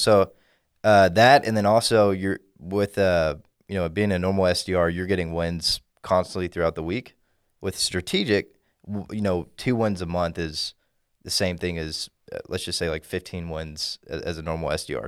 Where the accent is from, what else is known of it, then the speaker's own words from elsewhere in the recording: Dallas, Texas, United States; from the Dallas area, grew up here all my life